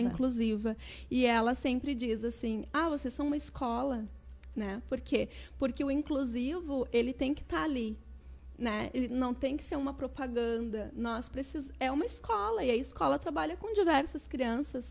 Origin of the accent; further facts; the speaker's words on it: Porto Alegre, Rio Grande do Sul, Brazil; nasci em Porto Alegre